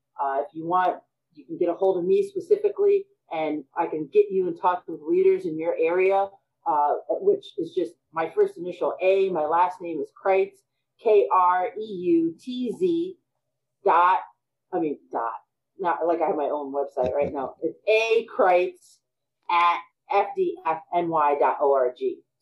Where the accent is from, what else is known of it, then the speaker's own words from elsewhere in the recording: United States; Absolutely. You know, again, we're American.